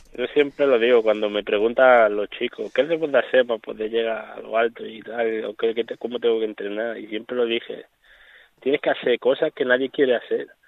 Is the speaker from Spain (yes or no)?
yes; Melilla, Spain; esta de Melilla, de donde yo soy